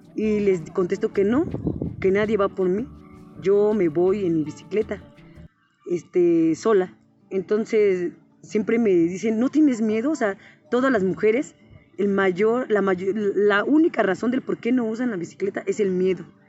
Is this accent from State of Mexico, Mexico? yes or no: yes; Temoaya, State of Mexico, Mexico; moved away; also born or lived in San Pablo; soy originaria de Temuaya